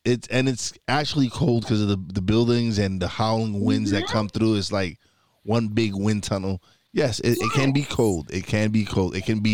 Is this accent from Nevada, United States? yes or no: no; New York City, New York, United States; moved away as an adult; now in Pocono Mountains, United States; Yes, I'm from East New York, Brooklyn.